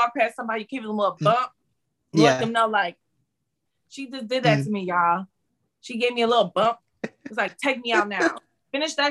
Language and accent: English; Detroit, Michigan, United States; moved away; I'm from Detroit.